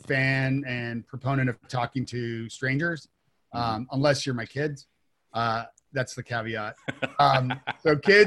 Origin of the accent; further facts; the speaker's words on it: Toronto, Ontario, Canada; moved away as an adult; now in Nashville, United States; I'm from Toronto originally. And when I moved to Nashville, I didn't know a soul aside from my wife